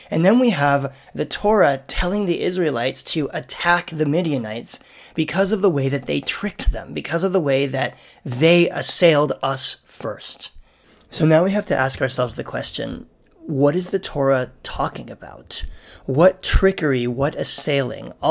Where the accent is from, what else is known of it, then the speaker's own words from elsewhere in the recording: Canada; And I'm thinking about this as a Canadian this week